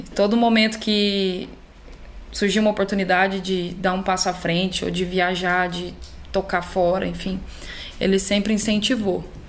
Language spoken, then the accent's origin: Portuguese; Uberlândia, Minas Gerais, Brazil; moved away as an adult; now in São Paulo, Brazil; Eu sou de Uberlândia, né? Minas.